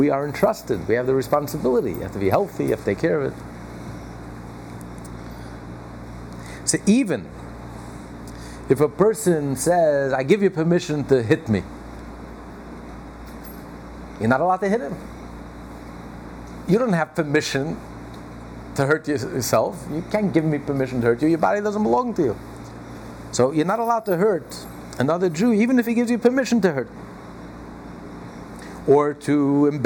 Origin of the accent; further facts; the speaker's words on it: United States; we're all American